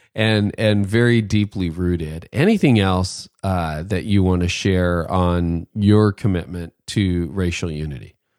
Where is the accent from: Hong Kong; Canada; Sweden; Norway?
Canada; also born or lived in north of Toronto; as a Canadian, you know, guy who lives in a, in a different country